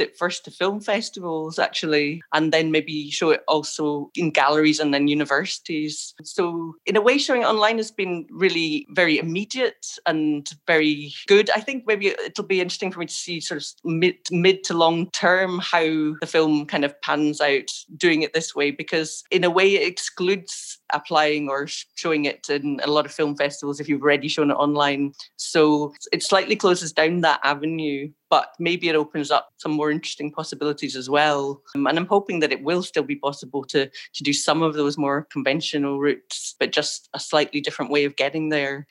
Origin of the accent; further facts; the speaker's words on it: Scotland, United Kingdom; moved away as an adult; also born or lived in Ireland; Originally, I'm from Scotland, and then I've been living in Ireland uh, since I was about 25